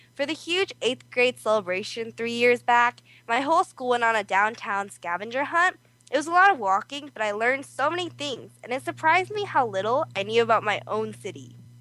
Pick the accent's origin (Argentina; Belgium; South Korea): South Korea; now in California, United States; I'm also from Korea.